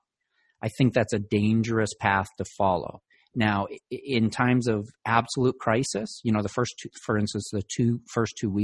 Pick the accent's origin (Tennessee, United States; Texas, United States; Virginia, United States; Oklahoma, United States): Virginia, United States; Virginia, which is my home state